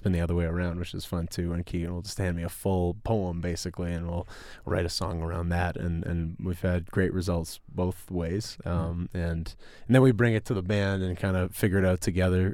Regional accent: Winnipeg, Manitoba, Canada; we're from Winnipeg

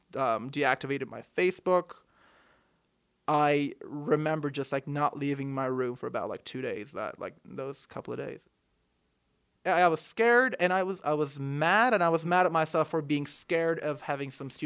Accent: Turkey; moved away as an adult

